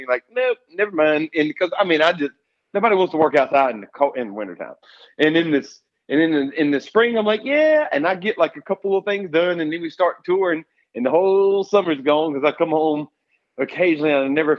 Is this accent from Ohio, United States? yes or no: no; Escatawpa, Mississippi, United States; also born or lived in Pascagoula, Mississippi; I grew up in South Mississippi, grew up in the woods hunting